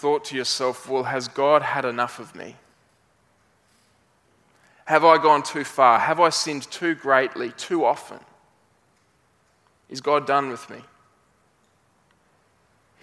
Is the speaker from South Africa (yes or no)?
no; Brisbane, Queensland, Australia